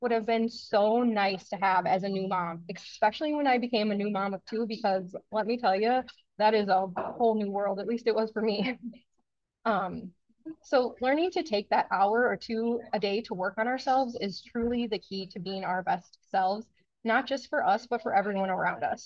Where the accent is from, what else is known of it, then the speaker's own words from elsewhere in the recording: Wisconsin, United States; I'm from Wisconsin